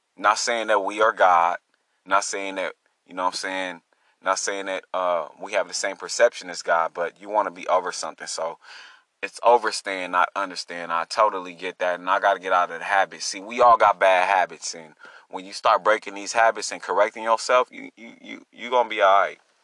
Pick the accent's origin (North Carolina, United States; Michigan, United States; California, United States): California, United States; Long Beach; I'm from Long Beach, California